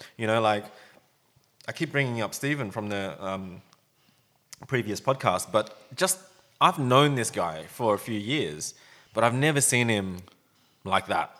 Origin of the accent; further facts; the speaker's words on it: Sydney, New South Wales, Australia; when I was growing up around Sydney